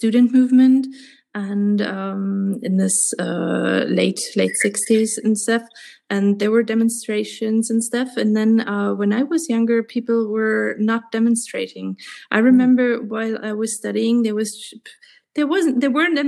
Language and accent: English; Stuttgart, Baden-Württemberg, Germany; moved away as an adult; now in United States; from my hometown, Stuttgart